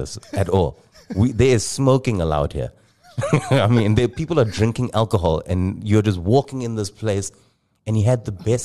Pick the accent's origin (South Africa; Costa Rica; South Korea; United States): South Africa; now in Dubai, United Arab Emirates; I come from South Africa